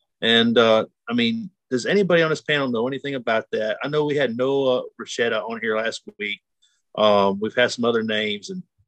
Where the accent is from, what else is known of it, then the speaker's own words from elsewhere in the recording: Alabama, United States; But I don't live in California, I'm from Alabama. We have basically the opposite laws.